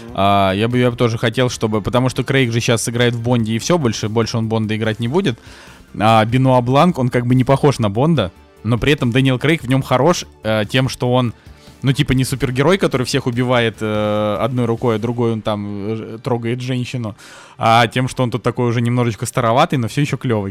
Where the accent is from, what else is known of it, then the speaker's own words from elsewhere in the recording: Saint Petersburg, Russia; moved away; приехал в родной Питер